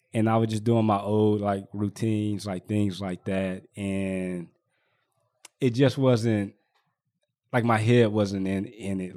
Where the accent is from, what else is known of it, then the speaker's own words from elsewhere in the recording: Richmond, California, United States; I was born and raised out here in Richmond